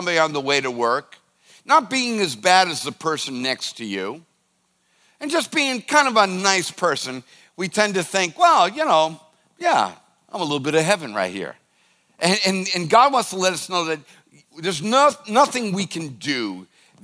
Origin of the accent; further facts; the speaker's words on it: United States; as an American